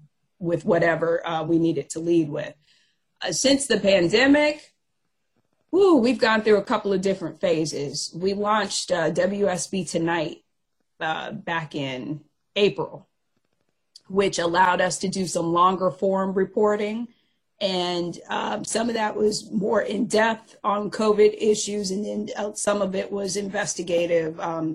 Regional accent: Fayetteville, North Carolina, United States; my last assignment in TV was in my hometown of Fayetteville, North Carolina, which is home to Fort Bragg.

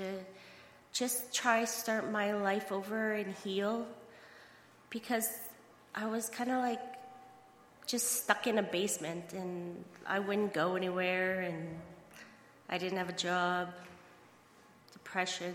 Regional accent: Saskatchewan, Canada; I'm from Saskatchewan

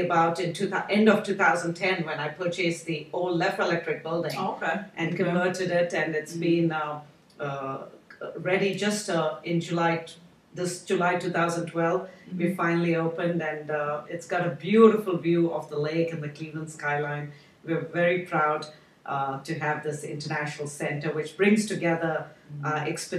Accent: India; now in United States; And when I came here from India, I felt there was a shortage of international places

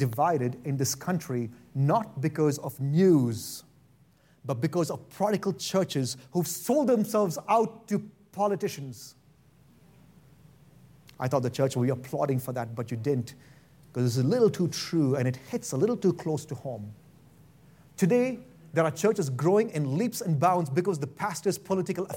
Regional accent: India; now in Boise, United States; I'm from India and I like rice

